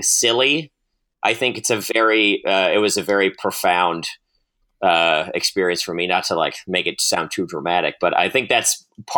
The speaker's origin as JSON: {"language": "English", "region": "Maryland", "country": "United States", "said": "So I'm from Western Maryland, very close to the West Virginia border. And my hometown, I'm from the second westernmost county in Maryland. So we share a lot with West Virginia culturally."}